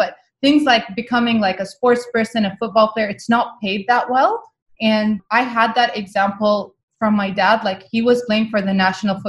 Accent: Muscat, Oman; first language Arabic; English is a second language; I grew up in the capital city of Oman. It's called Muscat. And my first language is actually Arabic

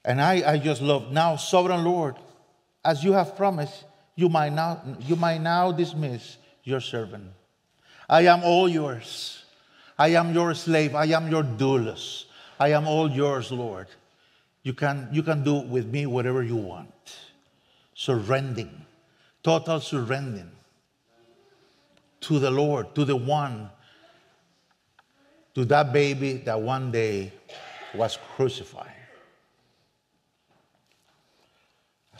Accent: San José, Costa Rica; first language Spanish; English is a second language; moved away as an adult; now in Spain; I'm from Costa Rica, San Jose

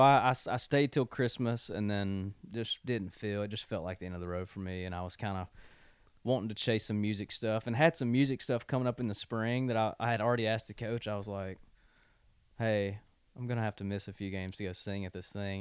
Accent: thirty minutes from Oxford, Mississippi, United States; now in Nashville, United States; I'm from thirty minutes from Oxford

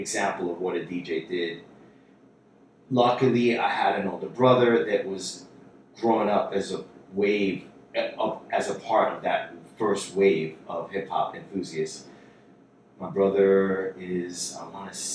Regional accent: New York City, New York, United States; I was born and raised in Jackson Heights, Queens, New York City

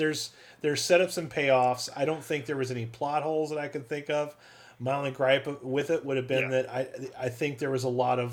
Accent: Joliet, Illinois, United States; I'm from Joliet.

